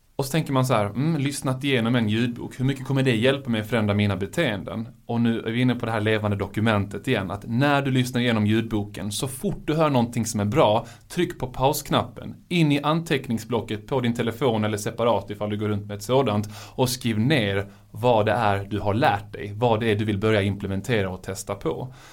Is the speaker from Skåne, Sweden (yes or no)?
yes; Malmö, Skåne, Sweden; jag är ju själv från Malmö